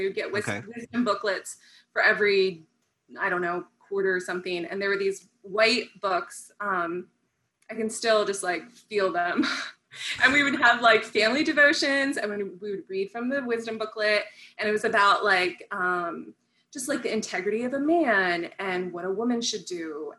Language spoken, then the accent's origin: English; United States; also born or lived in Nicaragua; I'm from the East Coast in the USA, Delaware, Maryland area